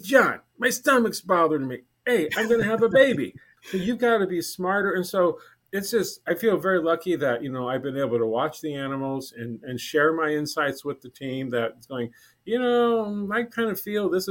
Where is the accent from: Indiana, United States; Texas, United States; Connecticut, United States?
Indiana, United States; South Bend; moved away as an adult; now in Lincoln, United States; I started volunteering in my hometown zoo in South Bend, Indiana when I was 15